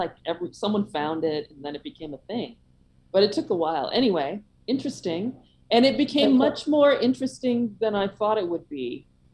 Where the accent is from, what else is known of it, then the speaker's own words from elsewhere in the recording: San Francisco Bay Area, California, United States; moved away as an adult; also born or lived in Oslo / Seattle / Vermont / Virginia; I'm from the Bay Area. I'm very much a NorCal girl and born and bred